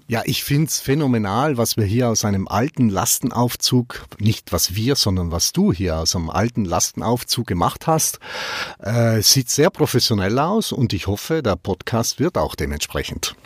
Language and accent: German; South Tyrol, Trentino-Alto Adige, Italy; also born or lived in Black Forest, Baden; now in Germany; Südtirol, das ist meine Heimat, meine erste Heimat, aber ich bin mittlerweile zweiheimisch hier im Schwarzwald.